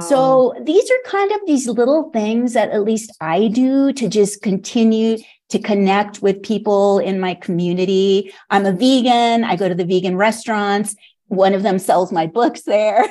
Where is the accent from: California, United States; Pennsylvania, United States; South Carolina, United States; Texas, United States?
California, United States; moved away as an adult; also born or lived in Los Angeles / San Francisco Bay Area; now in Santa Fe, United States; I'm from California